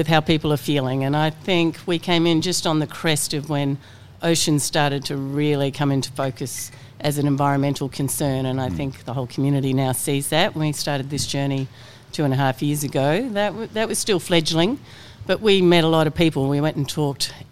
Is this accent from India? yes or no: no; New Zealand; now in Australia; I come from New Zealand. So I'd grown up on the water